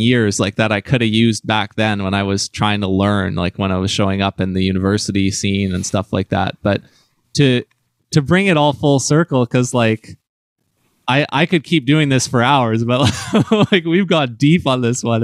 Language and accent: English; New Westminster, British Columbia, Canada; my close friend in Vancouver jazz, Madeline Elkins, who I grew up with in New West